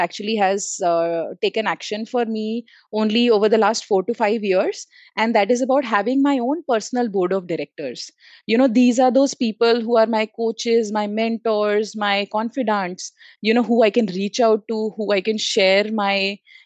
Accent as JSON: {"language": "English", "region": "Delhi", "country": "India", "tie": "born or raised there", "also_born_or_lived": "Pantnagar / Bangalore", "said": "I had to move back again from Bangalore to my hometown, which is Delhi NCR"}